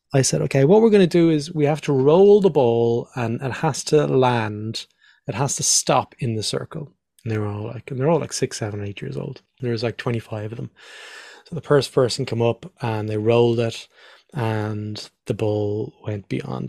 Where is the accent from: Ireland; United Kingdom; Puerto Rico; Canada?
Ireland; also born or lived in Australia; I'm Irish.